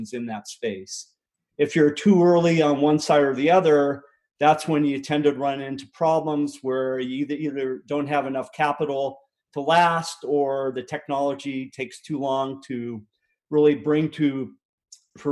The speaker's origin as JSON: {"language": "English", "town": "Littleton", "region": "Colorado", "country": "United States", "tie": "born or raised there", "also_born_or_lived": "western Nebraska", "said": "we moved to a suburb of Denver called Littleton, and that's really where I grew up."}